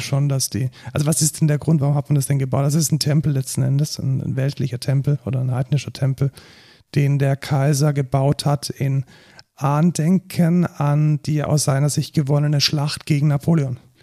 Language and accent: German; Germany; als Deutscher